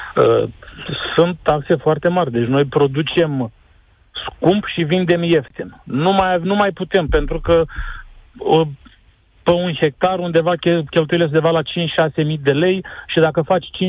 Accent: Brăila, Brăila County, Romania; Eu uh, sunt din Brăila

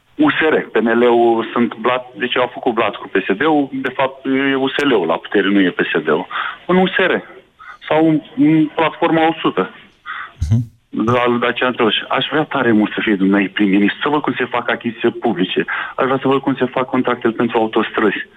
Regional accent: Romania; ca român

